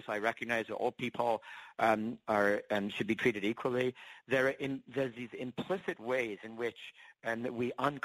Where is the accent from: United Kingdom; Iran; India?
United Kingdom; England; now in United States; I actually was born and raised in England. And when I came to the States